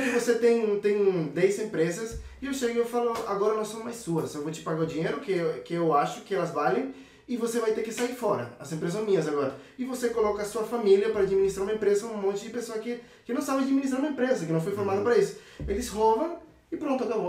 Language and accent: Portuguese; Venezuela; Portuguese is a second language; now in São Paulo, Brazil; tenho 21 anos e sou da Venezuela